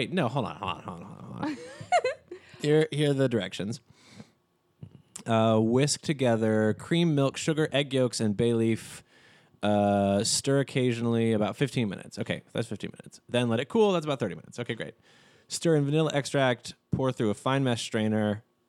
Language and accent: English; Texas, United States; Being from Texas, we do have a commonality of Dr. Pepper, though.